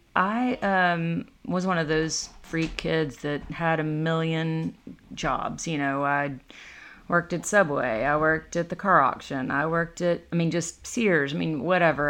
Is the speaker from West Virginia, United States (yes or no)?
no; Decatur County, Tennessee, United States; also born or lived in Jackson, Tennessee; there's a little river cabin, real small, a eight hundred square foot river cabin that I grew up